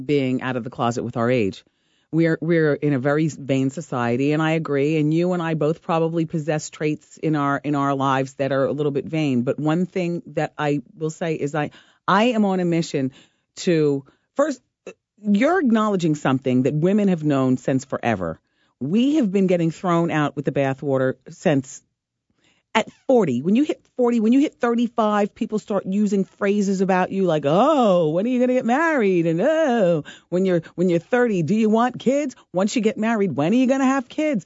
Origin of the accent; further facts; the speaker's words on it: Ocean Township, New Jersey, United States; I'm from New Jersey. I'm from Ocean Township, New Jersey. I grew up in a solid middle class background